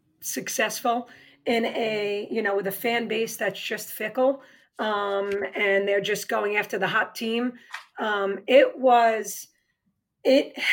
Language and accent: English; New York, United States; accent: New York; moved away